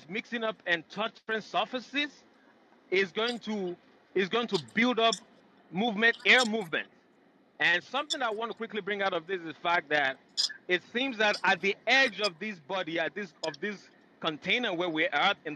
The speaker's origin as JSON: {"language": "English", "country": "Nigeria", "moved": "yes", "lives_now": "United States", "said": "I'm originally from Nigeria."}